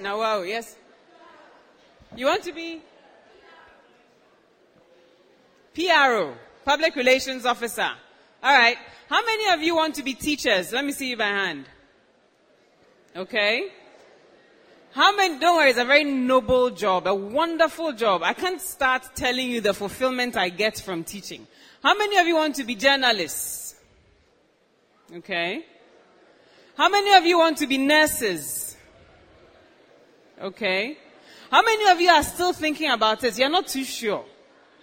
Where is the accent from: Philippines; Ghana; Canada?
Ghana; I was born and raised right here in Ghana.